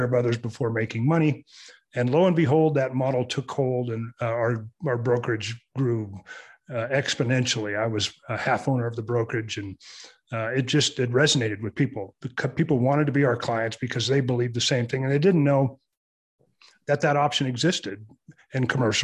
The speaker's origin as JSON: {"language": "English", "region": "Southern California", "country": "United States", "tie": "born or raised there", "moved": "yes", "said": "I was born and raised in Southern California"}